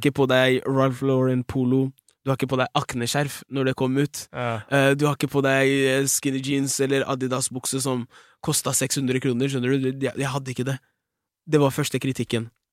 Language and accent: Norwegian; Fredrikstad, Østfold, Norway; der jeg kommer fra, Fredrikstad.